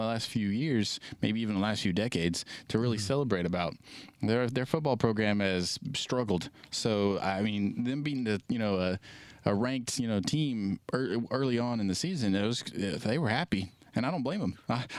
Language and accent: English; Arkansas, United States; born there; I'm from Arkansas. So, I'm not really from there, but I was born in Arkansas. And I live close to Arkansas, in my hometown anyway.